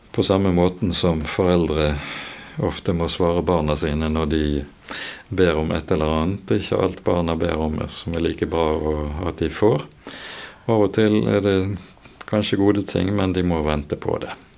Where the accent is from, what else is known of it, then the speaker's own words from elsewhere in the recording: Bergen, Vestland, Norway; Jeg vokste opp oppe på Landås